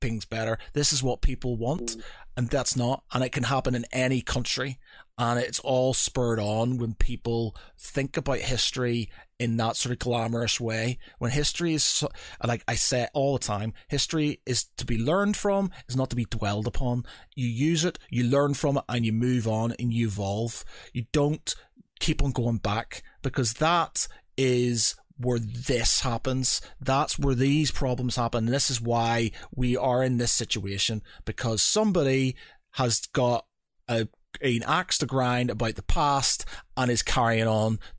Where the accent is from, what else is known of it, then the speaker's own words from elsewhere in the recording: Northern Ireland, United Kingdom; I come from Northern Ireland.